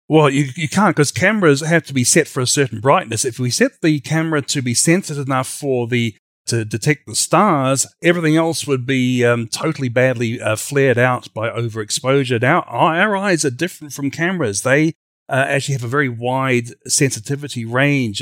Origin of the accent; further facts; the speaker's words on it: Australia; now in United States; from Creation Ministries U S A, originally from Australia